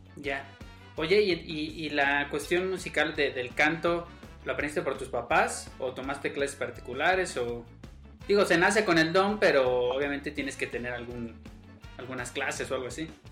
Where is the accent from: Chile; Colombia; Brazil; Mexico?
Mexico; also born or lived in State of Mexico; soy mexicano